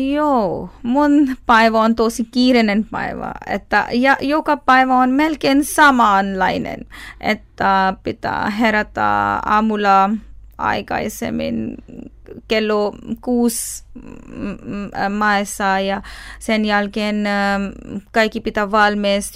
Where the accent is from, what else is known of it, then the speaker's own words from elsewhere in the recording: Pakistan; Finnish is a second language; moved away as an adult; now in Finland; Olen pakistanilainen ja muslimi.